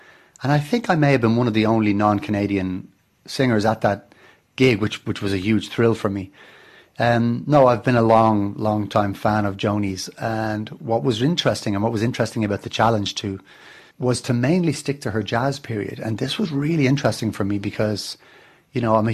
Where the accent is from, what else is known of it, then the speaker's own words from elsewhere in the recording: Dublin, Leinster, Ireland; I grew up in Dublin, which is a harbour town